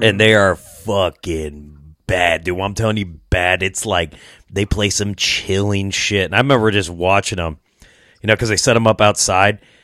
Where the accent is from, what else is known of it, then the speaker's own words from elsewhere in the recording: Rock Island, Illinois, United States; now in Iowa, United States; I grew up in Rock Island, L, which is, like, right across the river, so I, I, I live in Iowa now